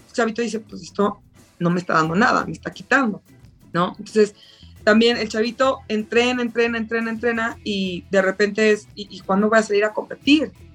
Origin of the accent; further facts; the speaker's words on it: Mexico; Soy la primera mexicana en participar, mexicano-mexicano